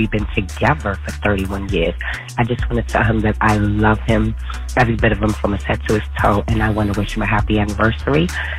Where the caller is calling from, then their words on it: New York City, New York, United States; I'm calling from the Bronx.